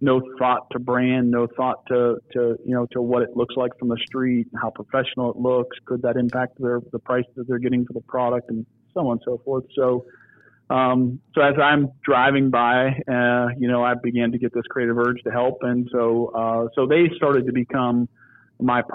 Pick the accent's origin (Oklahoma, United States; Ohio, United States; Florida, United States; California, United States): Ohio, United States; Niles; I grew up in Niles, Ohio, which is kind of right in between Youngstown and Warren